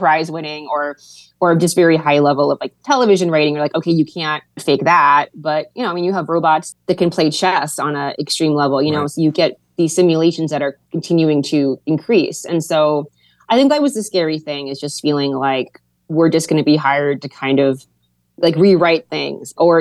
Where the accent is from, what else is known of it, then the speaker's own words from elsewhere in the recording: Hawaii, United States; being from Hawaii, it's like different than being, I don't know, more traditionally American.